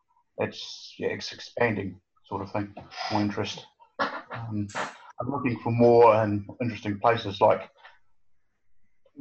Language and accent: English; Blackball, West Coast, New Zealand; moved away; I come from a small town, Black Bull, and a coal mining town